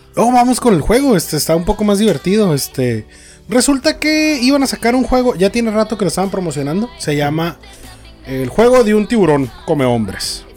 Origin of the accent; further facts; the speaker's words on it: Mexico; Nosotros como mexicanos